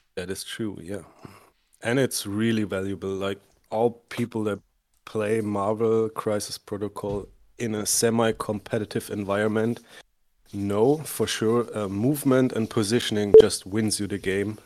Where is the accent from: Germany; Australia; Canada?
Germany; accent: thick German; English is a second language; also born or lived in United States; coming from Germany, which you can hear by my thick accent